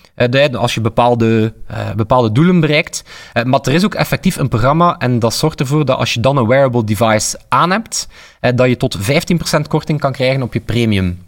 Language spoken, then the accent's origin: Dutch; Flanders, Belgium; we als Vlaming